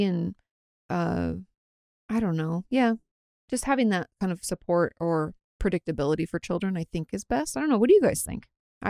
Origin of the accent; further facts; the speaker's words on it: Washington, United States; I grew up like in Washington State, if you guys don't know, just outside of Olympia